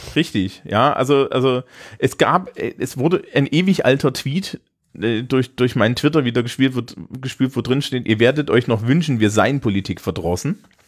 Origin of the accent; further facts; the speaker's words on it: Germany; als Deutsche